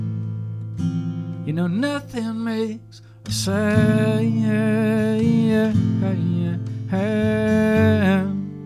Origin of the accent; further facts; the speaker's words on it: Texas, United States; growing up in Texas